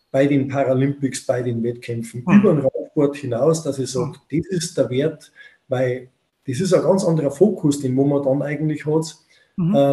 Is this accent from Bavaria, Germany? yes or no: yes; Bavaria, Germany; Bei uns in Bayern sagt man der Pfundskerl, gell?